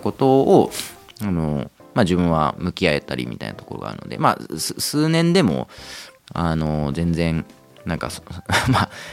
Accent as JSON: {"language": "Japanese", "town": "Nakatsu", "region": "Oita", "country": "Japan", "tie": "born or raised there", "also_born_or_lived": "Tokyo", "moved": "as an adult", "lives_now": "Kamakura, Japan", "said": "自分も地元大分"}